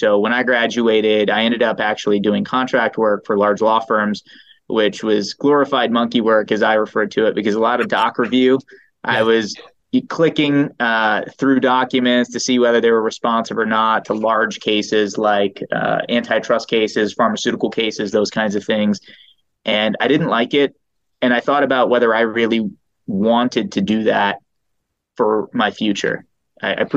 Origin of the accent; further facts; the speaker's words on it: Eastern Shore, Maryland, United States; moved away as an adult; also born or lived in New York; now in Los Angeles, United States; I was born in New York. And for undergrad, I went to University of Maryland. I grew up in Maryland on the Eastern Shore, which is pretty rural